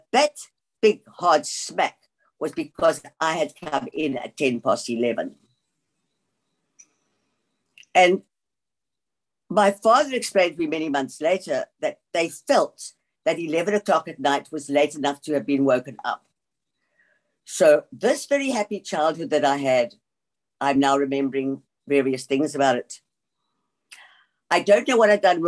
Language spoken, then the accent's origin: English; South Africa; also born or lived in England / George, South Africa; we came to South Africa from England when I was 7 years old